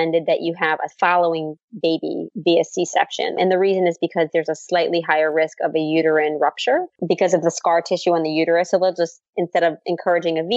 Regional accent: New Orleans, Louisiana, United States; moved away; my hometown

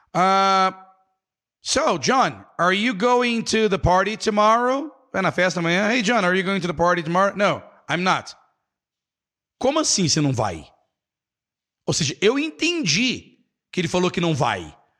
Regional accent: Brazil; Nós aqui brasileiros

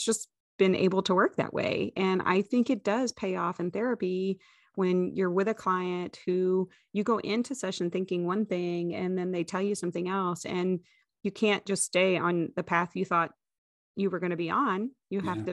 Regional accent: Indiana, United States; I was kind of born and raised in Indiana

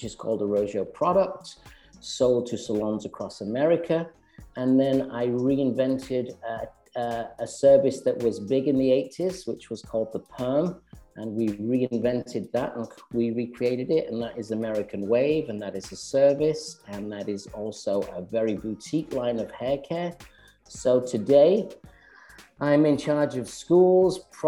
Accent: Manchester, North West England, United Kingdom; moved away as an adult; also born or lived in London; now in Westchester, United States; I'm originally from Manchester

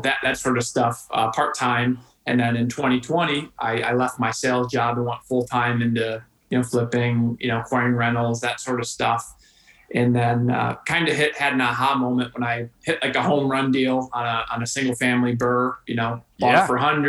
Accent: Rochester, New York, United States; Born and raised in Rochester, New York.

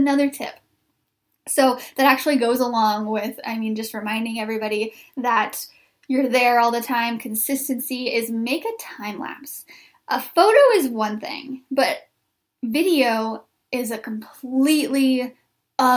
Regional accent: Wheatland, Missouri, United States; now in Springfield, United States; I grew up in a town named Wheatland, Missouri, population 371

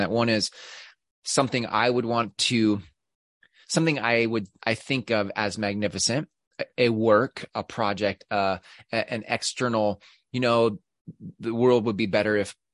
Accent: United States; I'm, I'm American. But I'm American, so you know, I, I say process.

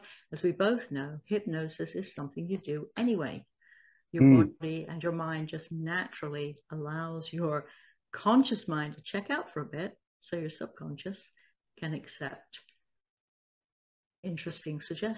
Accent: Salisbury, South West England, United Kingdom; now in United States; I am a former doctor. I'm originally from Salisbury, the UK, but I've lived in the States for a long, long time, as you can probably tell from my accent.

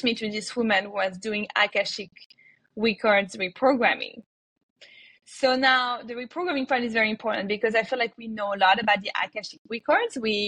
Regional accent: France; moved away as an adult; also born or lived in New York; now in United States; I was born in France

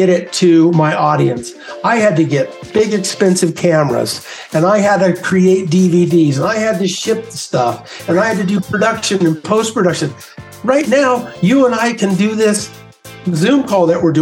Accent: San Diego, California, United States; moved away as an adult; also born or lived in Mammoth Mountain, California / Durango, Colorado; growing up in San Diego, did that till, you know, I got out of high school

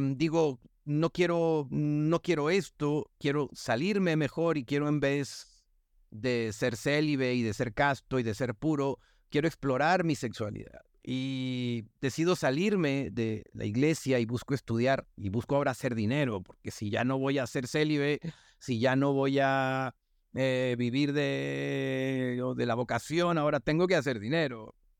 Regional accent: northern Mexico, Mexico; accent: norteña; mi tono, o mi manera de hablar norteña y golpeada

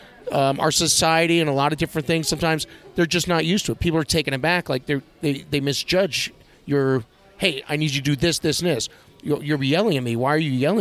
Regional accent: New York, United States; moved away as an adult; Born and raised in New York

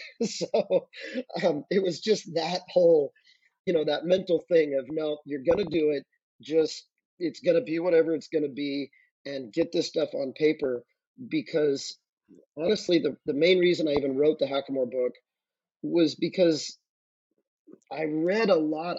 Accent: Santa Ynez, California, United States; the area where I grew up in San Ynez, Santa Barbara County

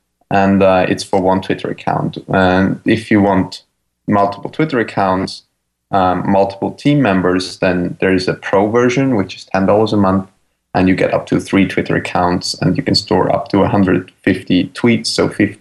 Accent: Vienna, Austria; moved away as an adult; now in San Francisco, United States; I'm from Austria, from Vienna, actually. And we both moved to San Francisco

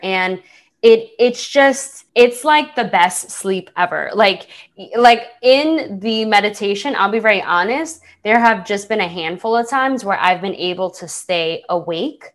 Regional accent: New York City, New York, United States; I'm a girl from the Bronx. that grew up in a single parent household

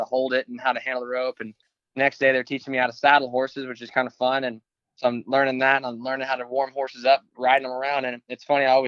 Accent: Dallas, Texas, United States; I grew up in Dallas.

